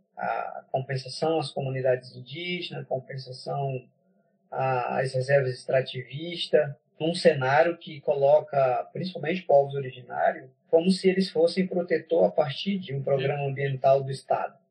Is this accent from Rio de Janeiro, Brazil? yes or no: no; Huni Kuin territory, Acre, Brazil; Eu sou do Acre, moro no, sou do território Runicuim, no Maquiá, que fica no médio Rio Joinvira. Eu sou Runicuim